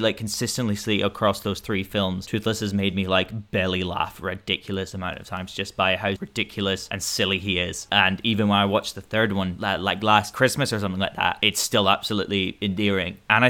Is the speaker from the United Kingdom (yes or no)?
yes; Scotland, United Kingdom; As a Scot as well, it's nice to get good old Viking Scot representation